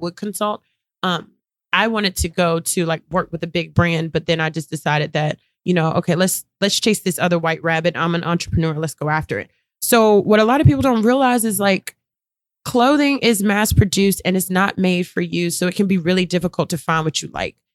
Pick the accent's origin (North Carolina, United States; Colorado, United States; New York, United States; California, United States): North Carolina, United States; Durham; I'm from Durham, North Carolina.